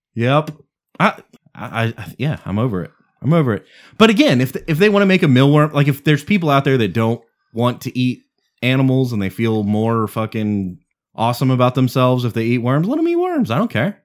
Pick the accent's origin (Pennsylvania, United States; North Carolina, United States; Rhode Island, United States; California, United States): Rhode Island, United States; Providence; I'm from Providence